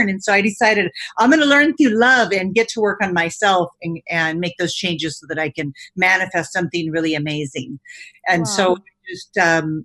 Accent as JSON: {"language": "English", "region": "California", "country": "United States", "tie": "born or raised there", "said": "my parents immigrated from Italy. I spent most of my life in California."}